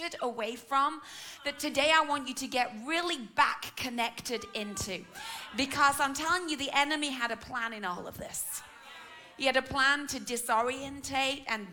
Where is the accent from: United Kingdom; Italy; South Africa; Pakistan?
United Kingdom; England; I'm your English auntie